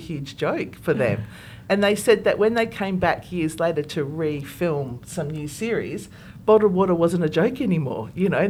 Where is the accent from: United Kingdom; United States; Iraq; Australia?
Australia; Melbourne, Victoria; we're all from Melbourne